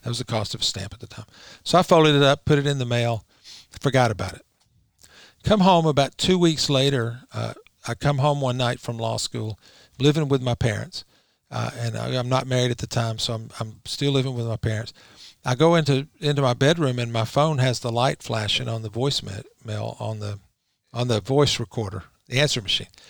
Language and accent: English; Rome, Georgia, United States; also born or lived in Virginia Beach, Virginia / Eugene, Oregon / Munich, Germany / France; I was born and raised in Rome, Georgia. I still live there.